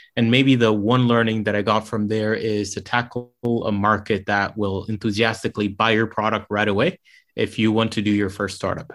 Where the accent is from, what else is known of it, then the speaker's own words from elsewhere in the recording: Rome, Lazio, Italy; moved away as an adult; also born or lived in London; I grew up in Rome, Italy